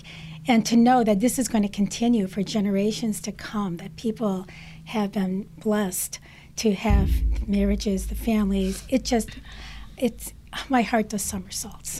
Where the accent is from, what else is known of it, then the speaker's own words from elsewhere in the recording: Detroit, Michigan, United States; I'm an American-born Chaldean. Mm-hmm. My husband was born in Tilcap, as my parents were. I come from a family of 14 children and grew up in Detroit.